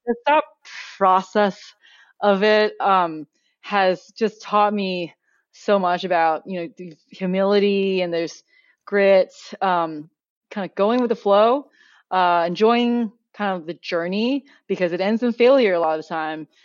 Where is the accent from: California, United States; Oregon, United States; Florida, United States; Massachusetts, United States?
Oregon, United States; also born or lived in Beijing, China; I grew up in Oregon, so really the outdoors is, like, part of my upbringing.